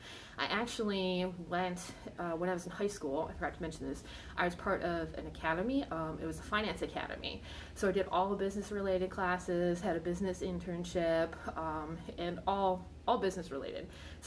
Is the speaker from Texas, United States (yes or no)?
no; Buffalo, New York, United States; now in Virginia, United States; I'm not. I'm actually from Buffalo, New York.